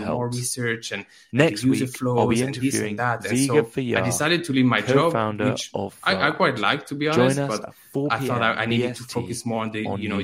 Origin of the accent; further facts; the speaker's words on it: France; now in Finland; I live in Finland, but I'm from France